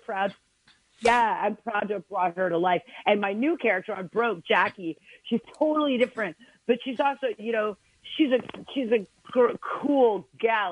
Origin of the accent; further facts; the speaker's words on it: Alabama, United States; I'm, I'm from Alabama, y'all.